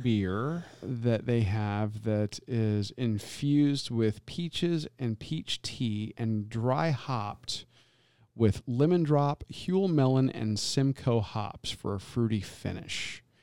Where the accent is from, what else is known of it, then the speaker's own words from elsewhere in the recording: Tampa, Florida, United States; being born and raised in Tampa